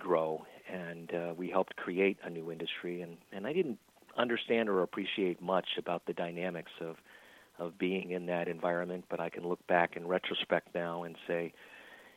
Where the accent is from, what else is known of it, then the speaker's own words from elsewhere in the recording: Little Falls, New York, United States; moved away as an adult; also born or lived in Silicon Valley; I'm a native here in upstate New York, growing up in a small town, my hometown of Little Falls, which is about an hour east of Syracuse